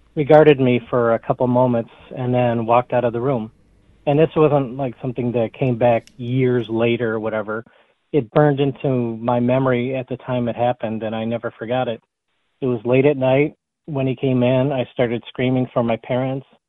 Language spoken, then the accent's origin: English; Sterling Heights, Michigan, United States; now in Clawson, United States; I grew up in Sterling Heights, um, lived there until I was my early 20s, and then moved to the Royal Oak Clawson area.